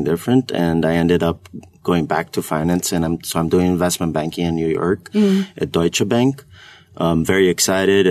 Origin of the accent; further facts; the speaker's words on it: Brazil; moved away as an adult; I'm from Brazil.